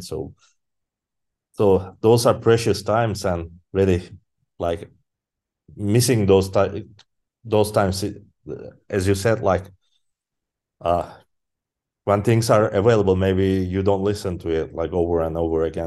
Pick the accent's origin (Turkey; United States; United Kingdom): Turkey; Izmit, Kocaeli; I grew up in Izmit, in a city called Izmit.